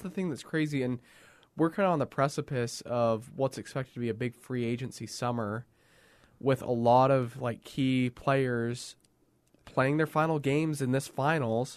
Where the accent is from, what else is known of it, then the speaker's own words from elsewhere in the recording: Canada; As a Canadian